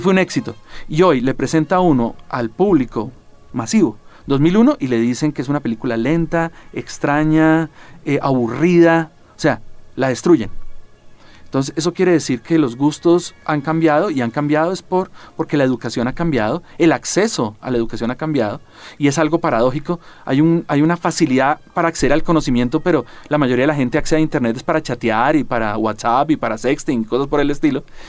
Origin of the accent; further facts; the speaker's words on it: Colombia; como colombiano